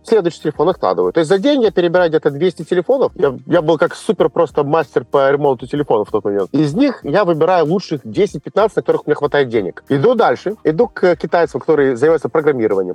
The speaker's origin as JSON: {"language": "Russian", "country": "Moldova", "also_born_or_lived": "China", "moved": "yes", "said": "я из Молдавии."}